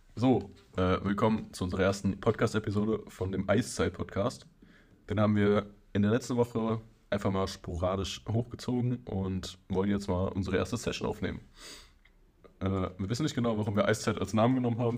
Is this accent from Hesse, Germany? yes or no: yes; near Frankfurt, Hesse, Germany; ich bin 25 Jahre alt, wir kommen aus der Nähe von Frankfurt